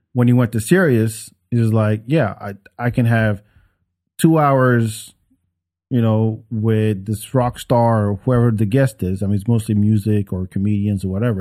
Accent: Paris, Île-de-France, France; now in Texas, United States; even though I grew up in France, I would be for Paris 'cause that's the, that's where I'm from.

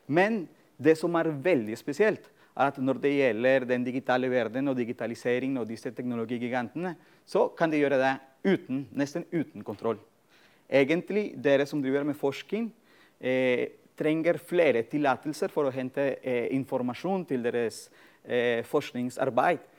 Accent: Colombia; moved away as an adult; now in Norway; egentlig mitt eh, samfunnsengasjement begynte da jeg var student eh, på et universitet i Colombia. Jeg kommer opprinnelig fra Colombia.

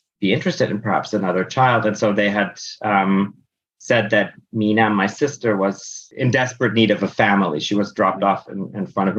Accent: Berlin, Germany; first language German; English is a second language; So I grew up in Germany, in Berlin, Germany. I was born there to an American father and a German mother. Grew up actually speaking mostly German at home

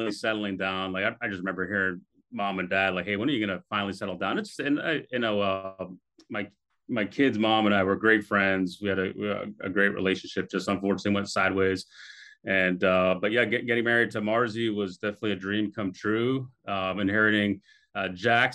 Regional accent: Boston, Massachusetts, United States; also born or lived in Europe; we finally settled down in Boston when I was 10 years old and grew up there. I was in high school up there

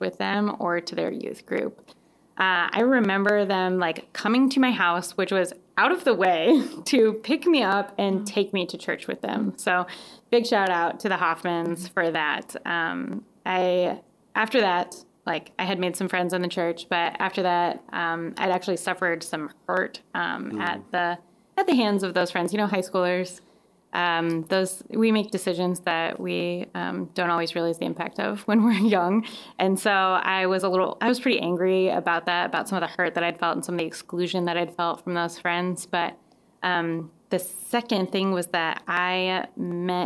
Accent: Colorado, United States; now in Madison, United States; I grew up in Colorado with 300 days of sunshine a year

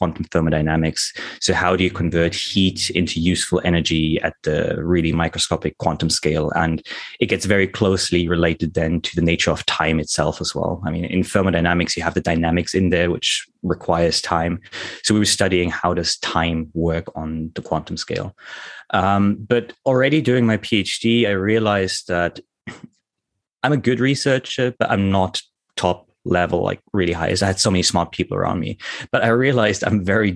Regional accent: Germany; moved away as an adult; also born or lived in United Kingdom; now in Tokyo, Japan; I'm originally German. I grew up in Germany in a tiny little village

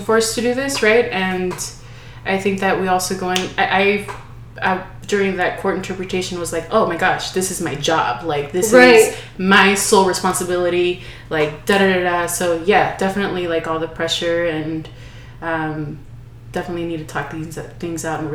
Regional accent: Los Angeles, California, United States; I grew up in Los Angeles and have lineage

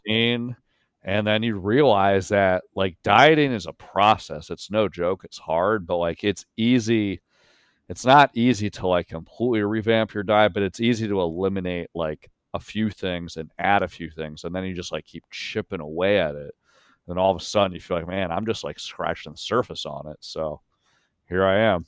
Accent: York, Pennsylvania, United States; moved away; I grew up in York, Pennsylvania

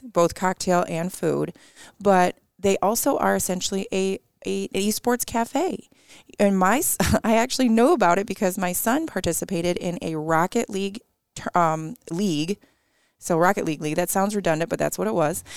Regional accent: Detroit, Michigan, United States; moved away as an adult; now in Mount Pleasant, United States; I grew up in Metro Detroit, and I do absolutely love where I grew up

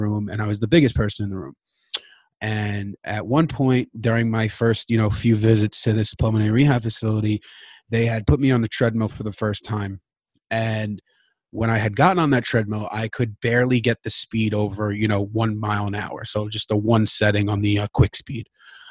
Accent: New York City, New York, United States; I am from Queens, New York

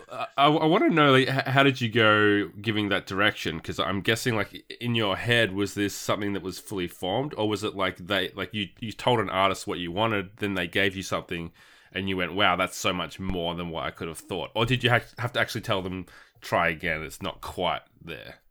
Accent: Warrnambool, Victoria, Australia; also born or lived in Geelong; growing up in Warrnambool

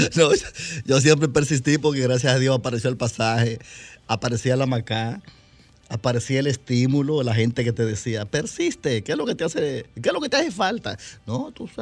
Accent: Santo Domingo Oeste, Distrito Nacional, Dominican Republic; yo a los ocho años estaba aquí ya, en, en Las Palmas de Herrera

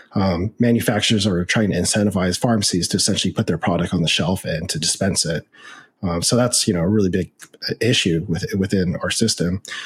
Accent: United States; I am Chinese American. I'm actually fifth generation, so I'm very Americanized

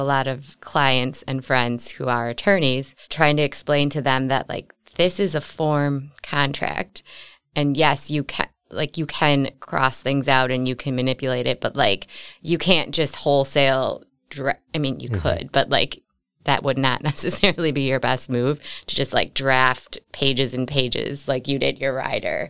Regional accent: Wauwatosa, Wisconsin, United States; I grew up in Wauwatosa

